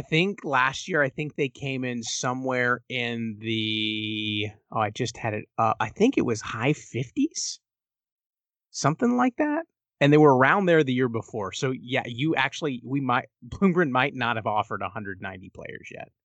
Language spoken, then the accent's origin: English; Texas, United States; as a Texan